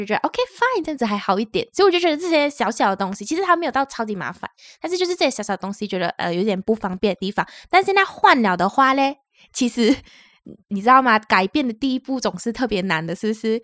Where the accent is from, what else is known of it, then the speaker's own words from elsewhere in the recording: Malaysia; now in Taiwan; 我们是两位来自马来西亚，目前在台湾工作的台湾社畜。